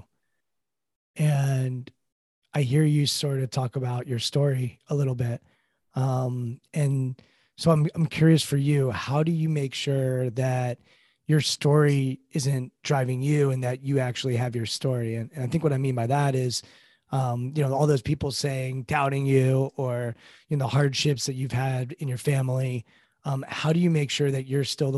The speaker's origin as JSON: {"language": "English", "town": "Washington", "region": "District of Columbia", "country": "United States", "tie": "born or raised there", "said": "I'm also born and raised in Washington, D.C., and my parents are from here"}